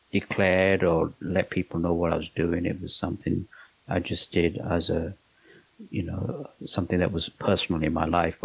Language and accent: English; London, United Kingdom; moved away as an adult; also born or lived in Pakistan / Manchester area, North West England; now in Los Angeles, United States; I was born in Pakistan, and my parents moved to England when I was 3 years old